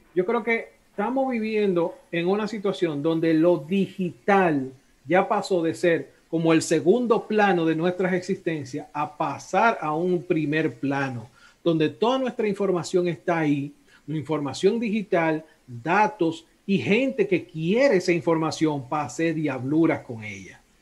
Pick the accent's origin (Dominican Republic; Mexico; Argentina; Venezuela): Dominican Republic; Yo soy dominicano